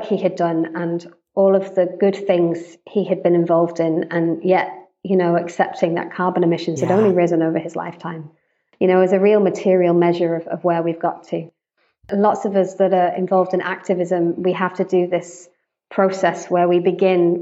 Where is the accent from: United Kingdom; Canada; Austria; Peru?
United Kingdom; also born or lived in United States; I'm British, white British. I've lived most of my life in the UK, although I also lived in the States for a couple of years